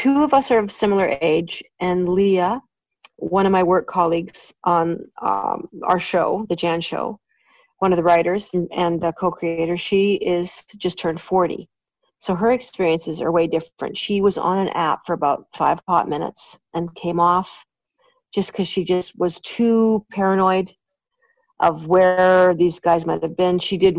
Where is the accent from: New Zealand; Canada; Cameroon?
Canada; I just love being Canadian. Obviously, I was born here